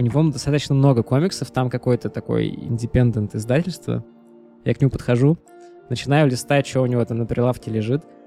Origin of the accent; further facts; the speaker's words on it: Saint Petersburg, Russia; мы оба родились, э, в Санкт-Петербурге